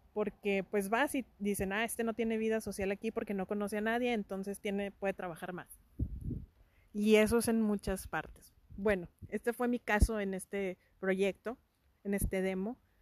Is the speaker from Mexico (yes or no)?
yes; Mexico; somos mexicanos